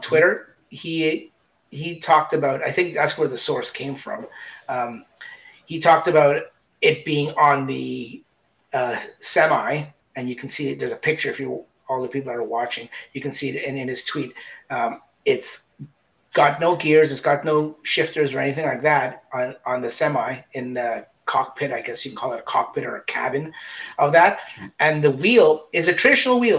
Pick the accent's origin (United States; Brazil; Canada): Canada; we're both Canadian